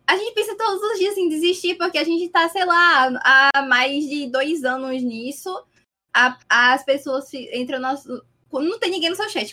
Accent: Paraíba, Brazil; eu sou da Paraíba

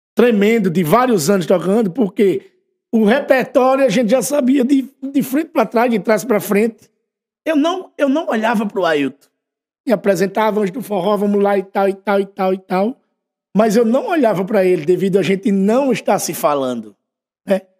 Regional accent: União dos Palmares, Alagoas, Brazil; eu sou da Rua Nova, né? Eu nasci e me criei ali na Rua Nova

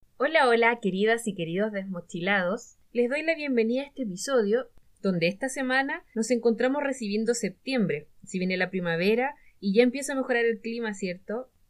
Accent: Chile

